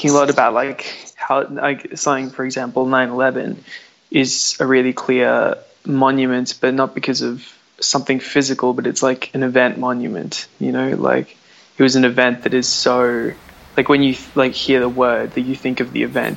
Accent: Canberra, Australian Capital Territory, Australia; also born or lived in Melbourne; now in Sweden; I was born on Ngunnawal Land in Canberra, and then I moved to Melbourne and I studied dance at the Victorian College of the Arts

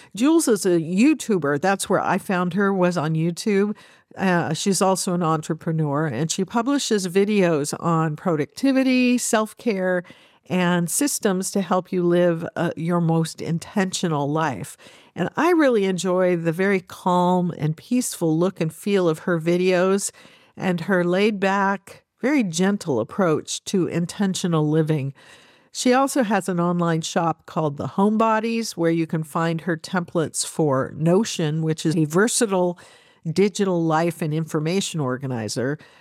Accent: United States; as an American

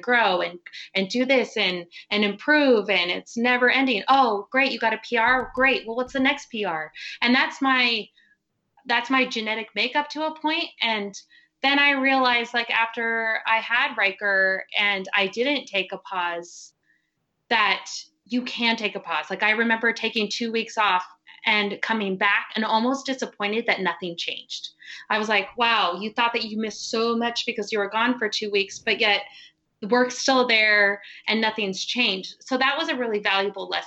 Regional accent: Carson City, Nevada, United States; I'm from Carson City, Nevada

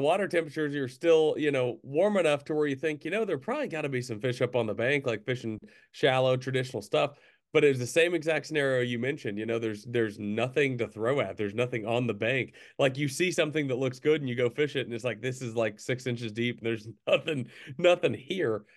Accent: Central Arkansas, United States; growing up in Central Arkansas

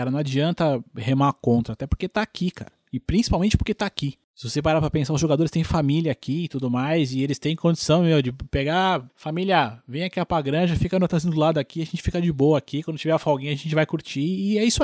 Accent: Brazil; Como bom brasileiro, espero que a França se foda, né?

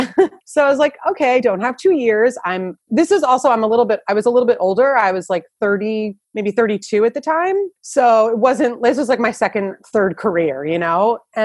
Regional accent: New Jersey, United States; accent: New Jersey; moved away as an adult; also born or lived in New York / California; I'm born and raised in New Jersey.

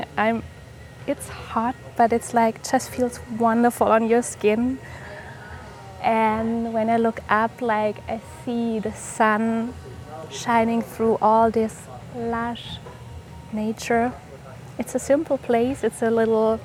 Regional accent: Germany; I am from Germany

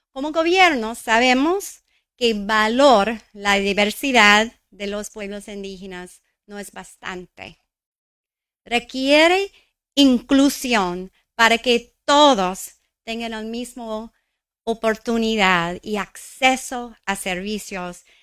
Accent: New Mexico, United States; Crecí en Nuevo México, el centro ah, de la cultura indígena de los Estados Unidos. quizás es por eso llamamos nuestro estado la Tierra Encantada.

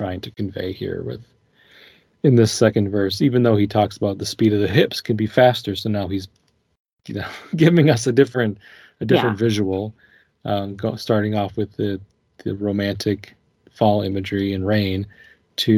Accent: Minnesota, United States; growing up in Minnesota

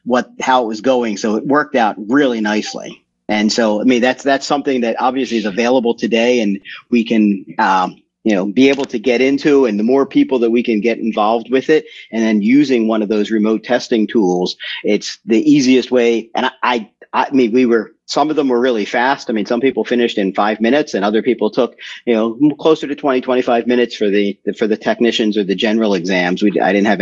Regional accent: Philadelphia, Pennsylvania, United States; also born or lived in New Hampshire; now in New Durham, United States; I got licensed in Pennsylvania, and now I live up in New Hampshire

